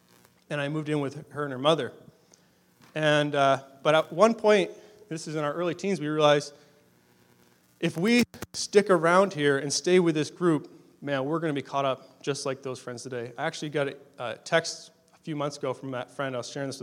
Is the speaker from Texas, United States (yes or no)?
no; Massachusetts, United States; moved away as an adult; also born or lived in Durham, Ontario, Canada; now in Canada; we're originally from Massachusetts. That's our home state